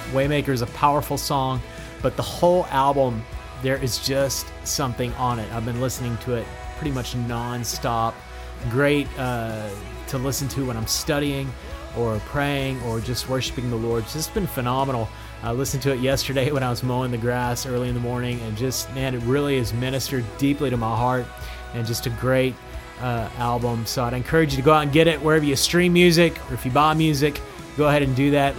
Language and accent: English; Odessa, Texas, United States; my hometown, Odessa, Texas